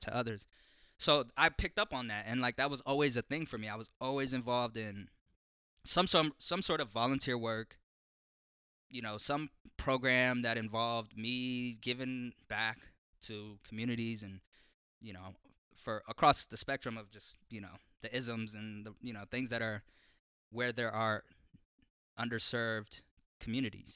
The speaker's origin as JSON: {"language": "English", "town": "Portland", "region": "Oregon", "country": "United States", "tie": "born or raised there", "said": "growing up in North Portland, in Columbia Villa"}